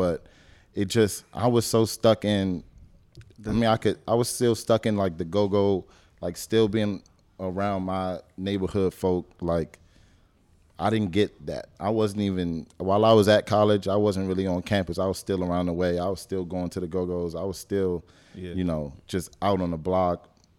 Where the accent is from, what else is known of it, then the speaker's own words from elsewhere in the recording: the South, United States; I mean, technically, we're from the South.